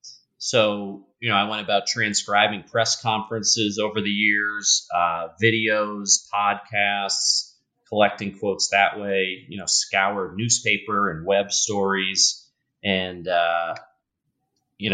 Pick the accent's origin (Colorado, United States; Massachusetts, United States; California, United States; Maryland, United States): Massachusetts, United States; Newton; So I grew up just outside Boston, a town called Newton, just outside of that, in a passionate basketball household.